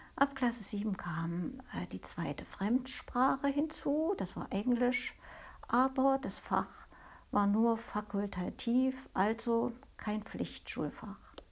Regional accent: East Germany, Germany; bei uns in der DDR

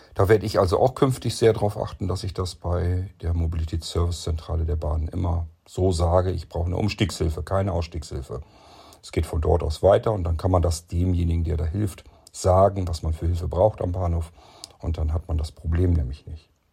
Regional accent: Lower Saxony, Germany; ich als Niedersachse

